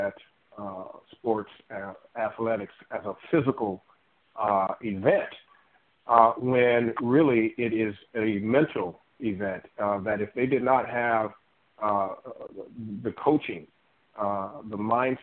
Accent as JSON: {"language": "English", "town": "Pittsburgh", "region": "Pennsylvania", "country": "United States", "tie": "born or raised there", "said": "my hometown, Pittsburgh"}